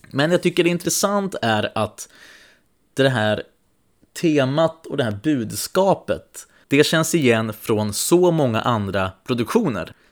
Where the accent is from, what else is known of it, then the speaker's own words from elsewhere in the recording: Alingsås, Västra Götaland, Sweden; Nej, jag är från Allingsås.